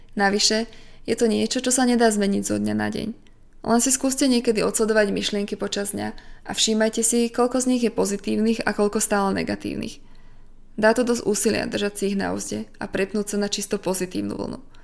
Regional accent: Slovakia; doma na Slovensku

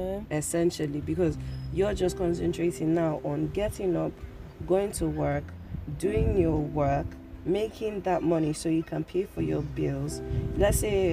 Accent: Nigeria; we grew up in Nigeria

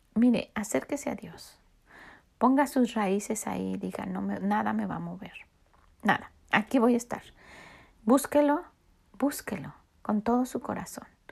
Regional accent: Mexico; moved away as an adult; now in United States; esa era mi ciudad. Estaba ahí, estaban mis raíces, yo estaba cimentada ahí y, tengo tanto cariño y hemos querido que los niños sepan que somos de México

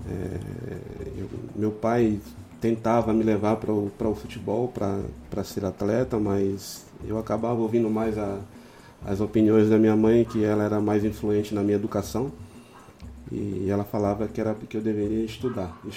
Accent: Alagoinhas, Bahia, Brazil; Então a minha infância foi toda ali em Alagoinhas, praticamente, né?

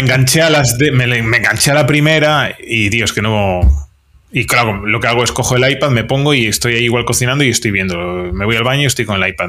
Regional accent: Vigo, Galicia, Spain; now in Astigarraga, Spain; yo soy del Celta eh, de Vigo toda la vida

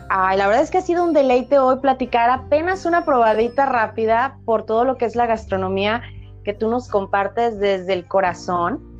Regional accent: Colima, Mexico; soy de Colima

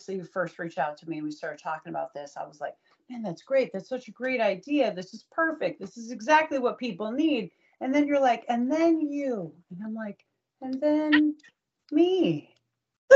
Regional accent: Troy, Michigan, United States; So born and raised in Troy, Michigan.

